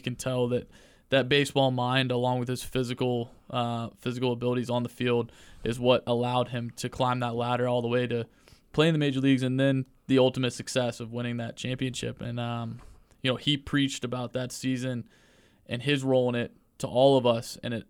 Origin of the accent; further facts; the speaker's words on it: Charlotte, North Carolina, United States; I'm from Charlotte.